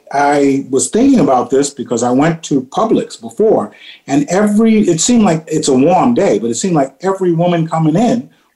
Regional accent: New York, United States; When I was growing up in New York

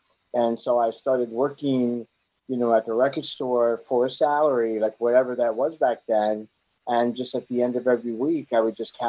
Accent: New York City, New York, United States; moved away as an adult; also born or lived in Miami / Los Angeles; now in Birmingham, United States; I'm from Brooklyn, New York, born and raised in Brooklyn, New York. Okay. And I was a New Yorker for, you know, most of my life

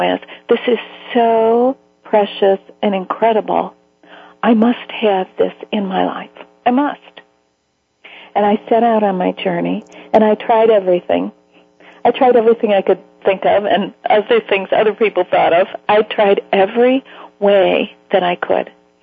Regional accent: Chicago, Illinois, United States; I'm from Chicago

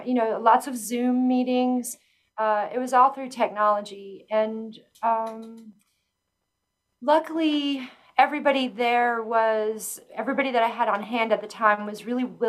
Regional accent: Hernando, Mississippi, United States; moved away as an adult; also born or lived in Memphis, Tennessee / Westcliffe, Colorado / Nederland, Colorado; now in Pueblo, United States; I am originally from Hernando, Mississippi.

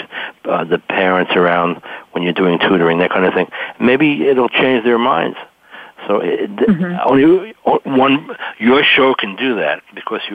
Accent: New York, United States; now in Maryland, United States; I'm originally from New York

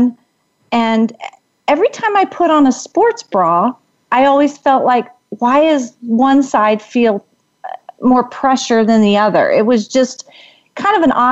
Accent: Washington, District of Columbia, United States; moved away as an adult; now in Arizona, United States; I am originally from the Washington, D.C. area, but I currently have been living in Arizona for over 20 years

